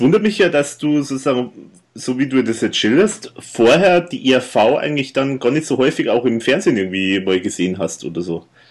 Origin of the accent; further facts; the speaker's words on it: Erding, Bavaria, Germany; bei mir in meiner Heimatstadt waren, also hier in Erding